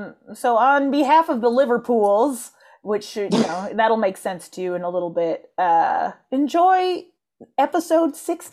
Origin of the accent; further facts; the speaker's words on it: Canada; I feel like Canadians get that a lot.